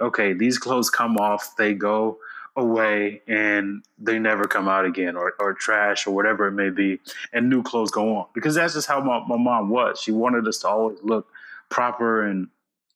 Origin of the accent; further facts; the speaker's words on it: United States; I was born in the United States